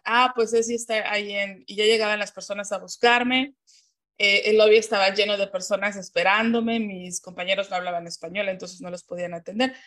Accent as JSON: {"language": "Spanish", "region": "Mexico City", "country": "Mexico", "tie": "born or raised there", "moved": "as an adult", "lives_now": "United States", "said": "yo nací y crecí en la Ciudad de México, orgullosamente mexicana"}